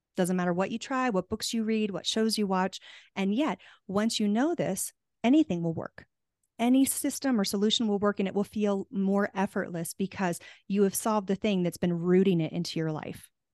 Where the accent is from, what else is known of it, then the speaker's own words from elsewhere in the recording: Tucson, Arizona, United States; moved away; I'm from Tucson originally, and we have the Gem and Mineral Show there